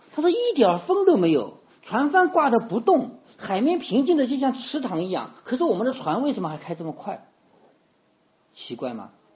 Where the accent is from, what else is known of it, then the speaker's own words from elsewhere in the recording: China; 我们中国，中国人因为离海比较远，我们不是，呃，多数人生活，不生活在海边嘛